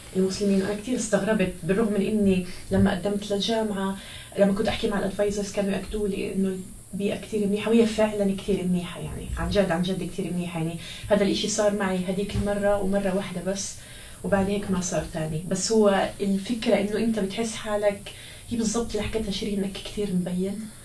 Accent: Gaza, Gaza Strip, Palestine; moved away as an adult; now in United States; أنا لإني من غزة من فلسطين

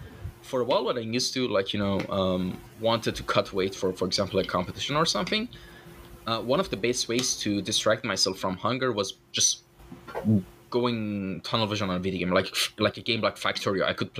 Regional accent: Iran; English is a second language; when I tell them I'm Iranian, they usually get disappointed for some reason.

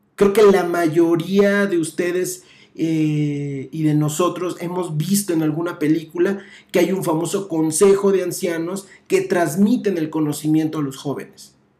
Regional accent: Mexico; estamos nosotros como mexicanos

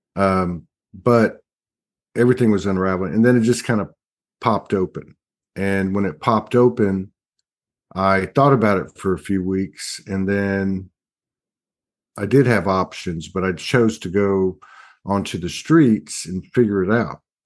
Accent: South Texas, United States; I come from South Texas. We have, we had a, a lot of family roots in the town, big, big family

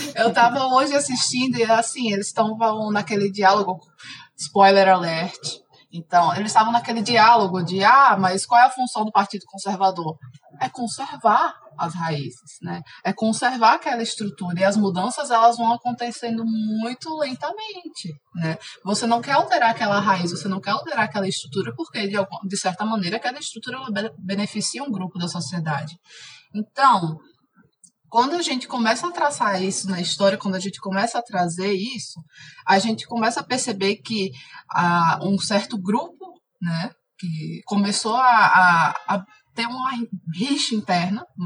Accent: Alagoas, Brazil; moved away as an adult; now in Belo Horizonte, Brazil; eu sou alagoana, mas atualmente eu moro em Belo Horizonte

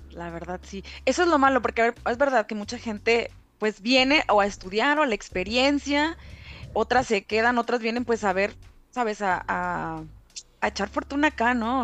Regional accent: Reynosa, Tamaulipas, Mexico; moved away as an adult; now in Ireland; soy originaria de Reynosa, ta, Tamaulipas

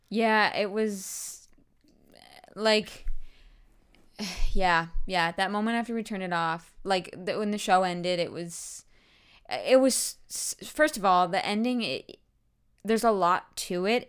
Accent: Canada; as a Canadian

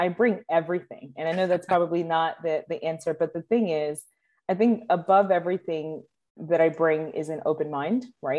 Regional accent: Dominican Republic; as you mentioned, I'm from Dominican Republic. And so there's a language advantage, right?

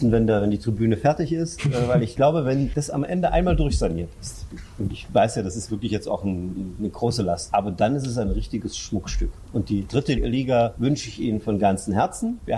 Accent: Görlitz, Saxony, Germany; Ich habe als Jugendlicher, ich komme aus Görlitz, äh, Feldhockey gespielt.

